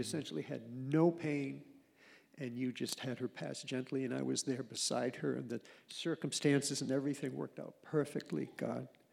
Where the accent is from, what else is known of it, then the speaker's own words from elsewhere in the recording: Maine, United States; I'm from Maine, you know, from a very humble situation